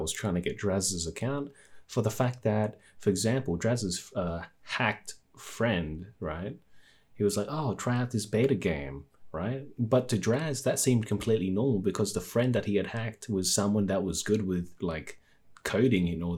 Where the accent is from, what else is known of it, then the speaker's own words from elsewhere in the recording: Australia; I'm from Australia